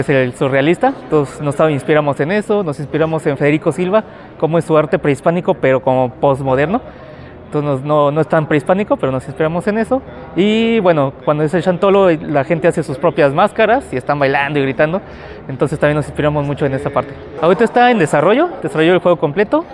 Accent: San Luis Potosí, Mexico; yo vengo de San Luis Potosí

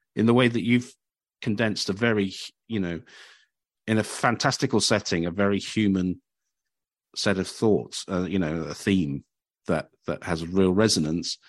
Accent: Cambridge, East of England, United Kingdom; moved away; I came from Cambridge and we had two or three venues when I was growing up.

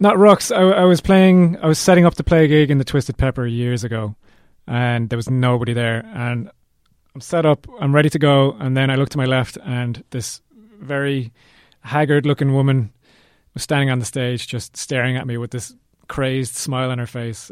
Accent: Cork, Munster, Ireland; We're from Cork

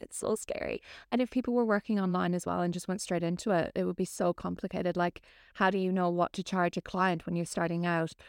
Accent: Ireland; moved away as an adult; I am originally from Ireland. I moved here maybe about nine years ago now

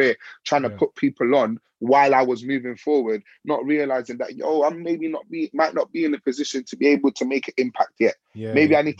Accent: London, United Kingdom; I grew up in West. I didn't grow up in East London where grime was very prominent

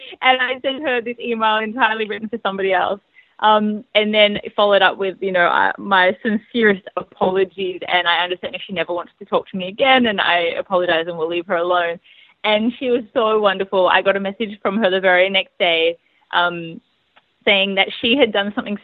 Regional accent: Australia; I'm an Australian filmmaker

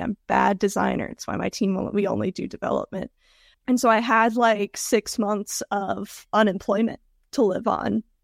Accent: Georgia, United States; moved away as an adult; also born or lived in Tennessee; now in Denver, United States; I grew up in Georgia and moved to Tennessee for college

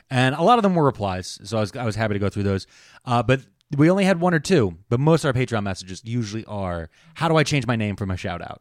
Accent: Delaware County, Pennsylvania, United States; I'm from Delco and so is my son

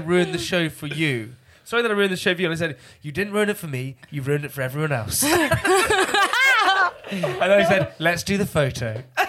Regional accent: near Cirencester, South West England, United Kingdom; I grew up near Cirencester.

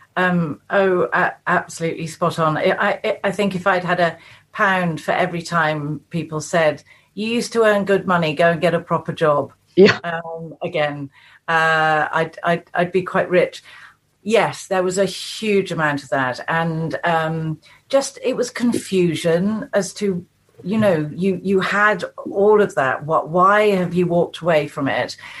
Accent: the Cotswolds, South West England, United Kingdom; now in Chilterns, United Kingdom; I was born and brought up in the Cotswolds. I now live in the Chilterns.

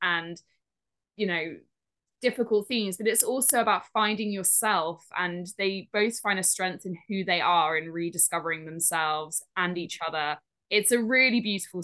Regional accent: Dorset, South West England, United Kingdom; I grew up in Dorset

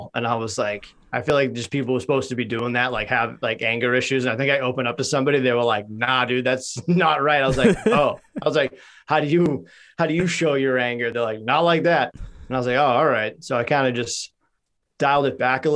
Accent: Boston, Massachusetts, United States; also born or lived in North Carolina; I grew up in Dorchester

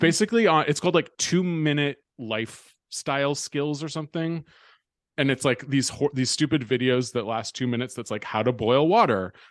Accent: Bay Area, California, United States; growing up in the Bay Area

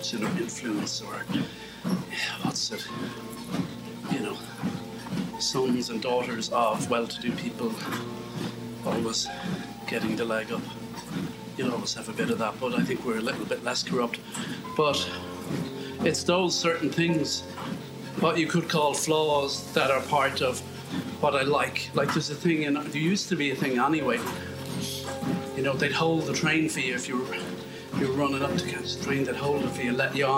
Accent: Ireland; moved away; when I grew up in Ireland

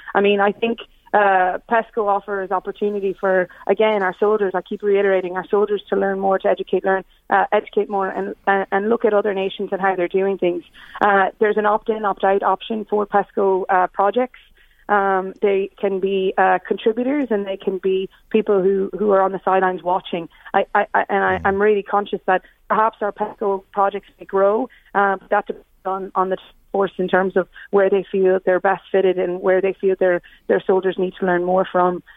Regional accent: Ireland; I grew up here.

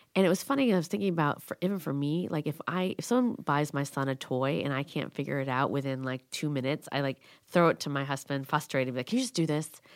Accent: Schaumburg, Illinois, United States; It was hard growing up in Schaumburg

